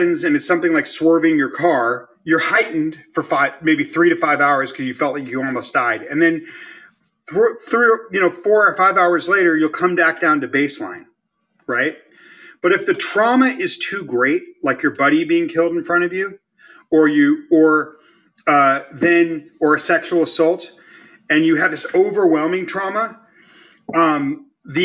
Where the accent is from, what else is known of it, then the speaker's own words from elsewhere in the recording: Los Angeles, California, United States; moved away; the Mexican neighborhoods where I grew up in Los Angeles